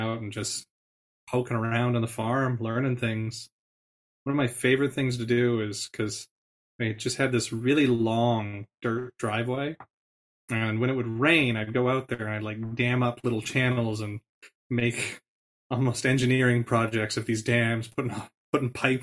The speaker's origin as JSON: {"language": "English", "country": "Canada", "tie": "born or raised there", "moved": "yes", "said": "born and raised in the Peace region"}